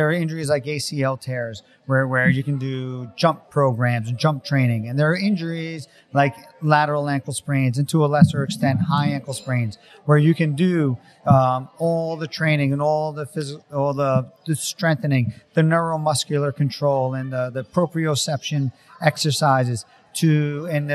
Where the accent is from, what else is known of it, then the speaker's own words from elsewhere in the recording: New York, United States; I grew up in New York